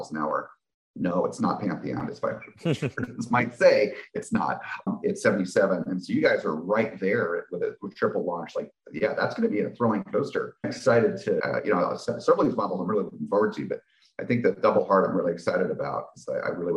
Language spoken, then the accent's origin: English; New Jersey, United States; I grew up in New Jersey